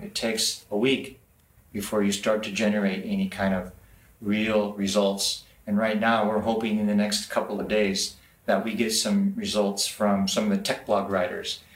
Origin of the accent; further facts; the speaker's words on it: Los Angeles, California, United States; moved away as an adult; now in Shenzhen, China; I've been in Shenzhen now for a little over eight years. I come from Los Angeles area